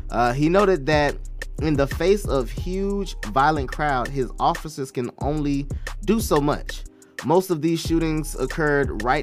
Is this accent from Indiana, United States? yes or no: no; Broward County, Florida, United States; I'm you know from Broward County area